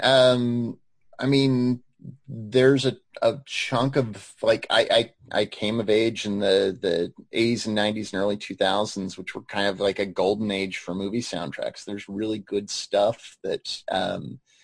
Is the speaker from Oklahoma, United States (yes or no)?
yes; Choctaw, Oklahoma, United States; I'm from Choctaw, and not Choctaw the way it is today. Choctaw back in the day when it was still kind of a sleepy, kind of barely suburb. I grew up across the street from a cow pasture.